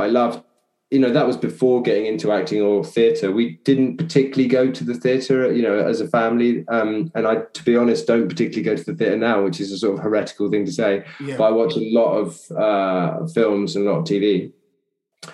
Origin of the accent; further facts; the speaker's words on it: Chelmsford, East of England, United Kingdom; also born or lived in Southend / Rowhedge; I mainly grew up in Chelmsford